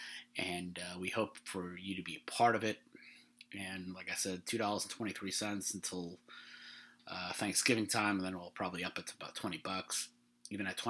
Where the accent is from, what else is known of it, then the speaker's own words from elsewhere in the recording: New York, United States; I'm from New York